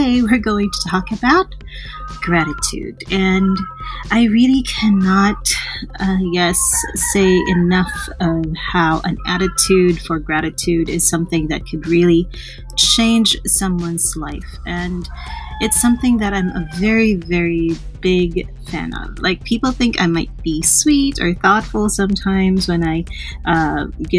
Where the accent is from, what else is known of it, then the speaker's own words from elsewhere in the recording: Calabarzon, Philippines; I'm from the Philippines, and I'm from that area where ever since the start of January 2020, it's been really challenging. Like, we're near the Taal volcano